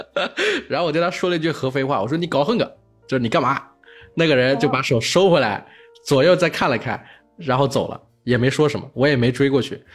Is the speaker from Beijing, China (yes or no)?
no; Hefei, Anhui, China; 我是在合肥这个城市长大的，就安徽的省会城市